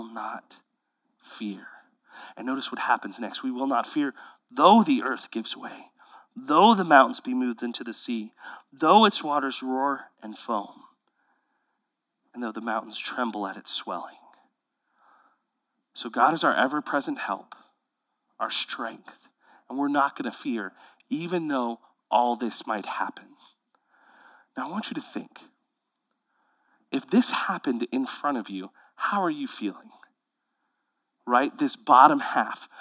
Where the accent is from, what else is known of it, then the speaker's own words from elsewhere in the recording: Houston, Texas, United States; now in Central Texas, United States; I grew up in Houston, Texas, where every river is brown